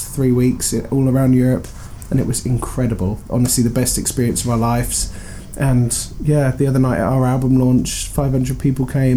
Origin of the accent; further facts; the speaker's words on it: Reading, South East England, United Kingdom; I'm from Reading, which isn't too far from where we are right now in Southampton